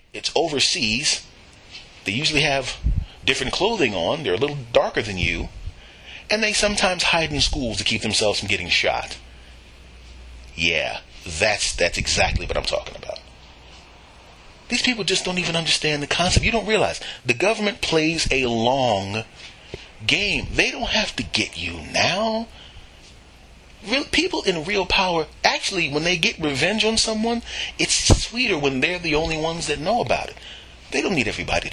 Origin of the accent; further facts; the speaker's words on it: Philadelphia, Pennsylvania, United States; moved away; I am originally from Philadelphia